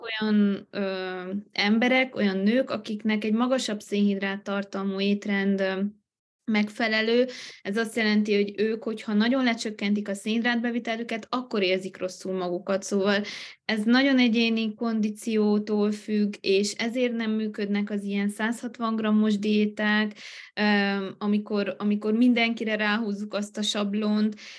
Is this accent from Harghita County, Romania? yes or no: yes; Miercurea Ciuc, Harghita County, Romania; also born or lived in Târgu Mureș; Én jelenleg Romániában élek, Csíkszeredában, itt is születtem, egy ideig éltem Marosvásárhelyen